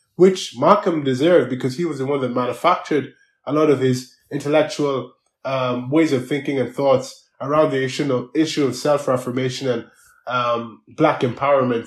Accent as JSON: {"language": "English", "country": "Ireland", "tie": "born or raised there", "said": "I needed to navigate myself here in Ireland as a migrant"}